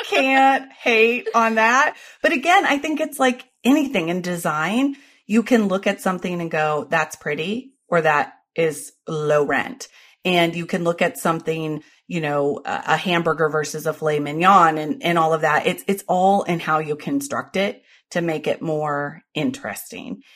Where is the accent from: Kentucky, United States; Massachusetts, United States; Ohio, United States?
Ohio, United States; I was born in Ohio